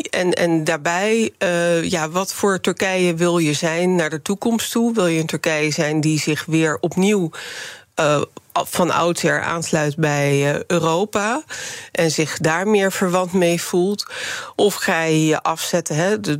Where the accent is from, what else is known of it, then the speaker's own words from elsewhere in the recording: Rotterdam, South Holland, Netherlands; born there; Eh, ja, ik ben inderdaad geboren in Rotterdam, maar mijn eerste 15 jaar ben ik daar vrijwel jaarlijks naartoe gegaan.